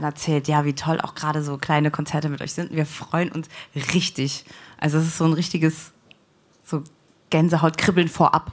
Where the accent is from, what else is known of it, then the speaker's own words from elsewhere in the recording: Saarbrücken, Saarland, Germany; ich komme aus Saarbrücken